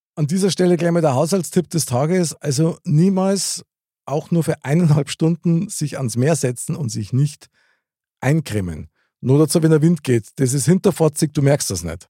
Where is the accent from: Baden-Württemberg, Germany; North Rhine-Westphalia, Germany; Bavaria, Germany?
Bavaria, Germany; Munich; born or raised there